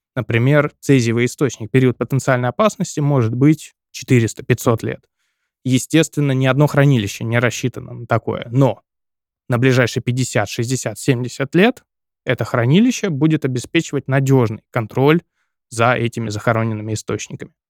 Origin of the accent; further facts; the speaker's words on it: Seversk, Tomsk Oblast, Russia; в моем родном городе, в городе Северск